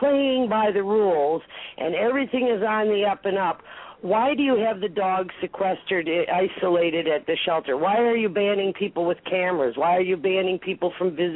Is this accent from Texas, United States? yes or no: no; Detroit, Michigan, United States; moved away as an adult; also born or lived in Roseville, Michigan; now in Ontario, Canada; I grew up in Detroit